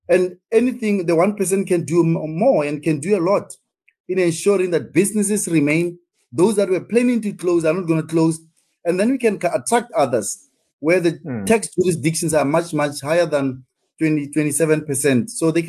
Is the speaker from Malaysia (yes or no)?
no; South Africa; what's in there for me as a South African, ordinary South African